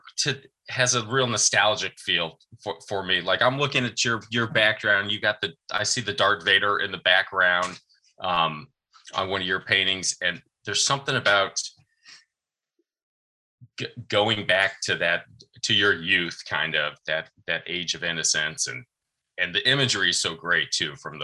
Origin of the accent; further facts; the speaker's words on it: Arizona, United States; moved away as an adult; now in Washington, D.C., United States; I'm originally from Arizona, and we had moved from Arizona out to DC